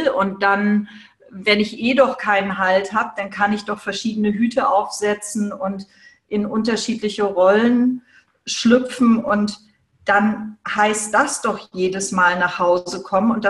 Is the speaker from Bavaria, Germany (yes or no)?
no; Hamburg, Germany; Ich war immer irgendwie in dem konservativen Hamburg der zu große, merkwürdige, asthmakranke Exot, der eben, der eben nicht so richtig ins Raster passt.